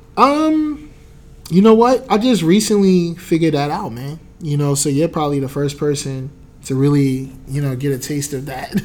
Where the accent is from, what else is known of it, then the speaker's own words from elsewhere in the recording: New Jersey, United States; I was from Jersey